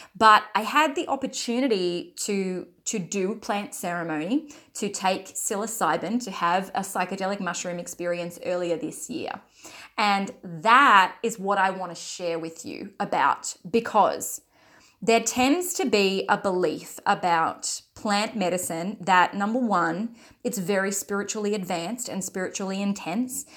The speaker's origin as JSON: {"language": "English", "country": "Australia", "said": "I'm from Australia"}